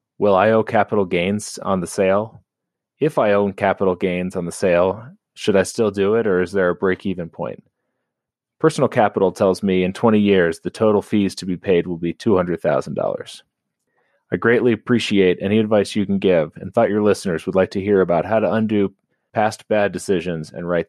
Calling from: Colorado, United States; I'm Anonymous from Colorado.

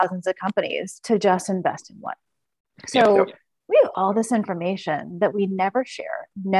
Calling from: Seattle, Washington, United States; Seattle, Washington.

